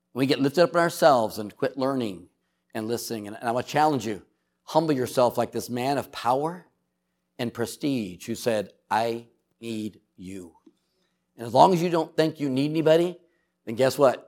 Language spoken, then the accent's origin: English; San Diego, California, United States; I grew up in San Diego, California